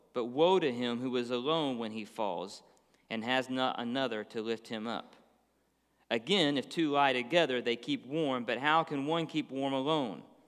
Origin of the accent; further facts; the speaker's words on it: Dallas, Texas, United States; moved away as an adult; now in Florida, United States; We grew up in Dallas, Texas. So we lived there for twenty-something years